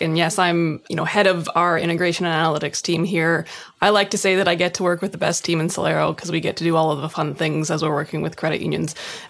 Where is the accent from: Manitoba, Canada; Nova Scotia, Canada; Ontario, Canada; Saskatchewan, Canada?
Manitoba, Canada; Winnipeg; I literally said out loud, I'm from Winnipeg and why am I on this podcast?